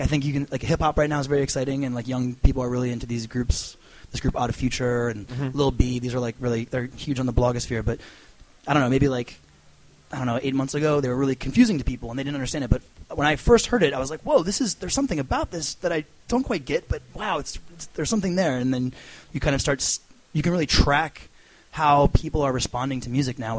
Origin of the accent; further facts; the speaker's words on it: Annapolis, Maryland, United States; also born or lived in Washington, D.C., United States; I'm from Annapolis, Maryland.